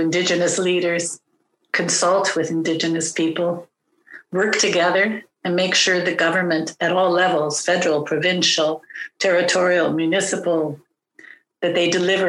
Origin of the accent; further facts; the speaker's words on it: New York, United States; yeah, I'm from a different tribe, the tribe of Israel. I'm Jewish. I'm from New York.